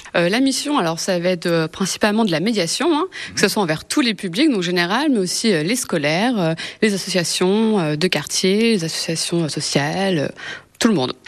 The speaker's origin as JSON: {"language": "French", "area": "Seine-Saint-Denis", "region": "Île-de-France", "country": "France", "moved": "yes", "lives_now": "Le Mans, France", "said": "je viens de Seine-Saint-Denis."}